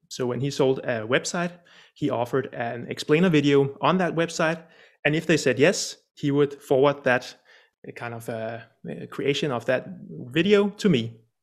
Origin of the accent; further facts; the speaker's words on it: Denmark; also born or lived in Copenhagen; I'm Danish from Denmark, sitting here in uh, sunny Copenhagen right now